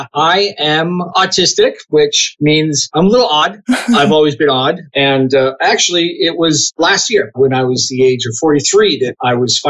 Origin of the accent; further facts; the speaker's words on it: Arizona, United States; now in Utah, United States; I grew up in Arizona, is, for the non-Americans, is the state just south of Utah. The place I grew up with is a little kind of a liberal spot in the middle of a very conservative state.